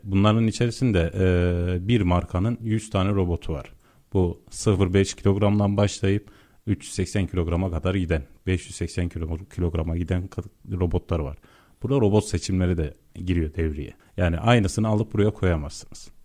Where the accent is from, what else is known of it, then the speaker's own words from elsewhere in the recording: Yozgat Province, Turkey; ben Yozgatlıyım.